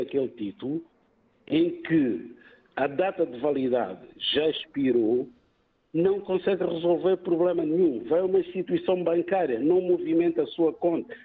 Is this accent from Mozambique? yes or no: yes; Mozambique; now in Portugal; uma vez que sou moçambicano